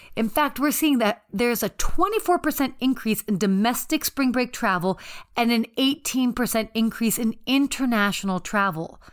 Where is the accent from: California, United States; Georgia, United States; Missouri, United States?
Georgia, United States; Atlanta; I grew up living in Atlanta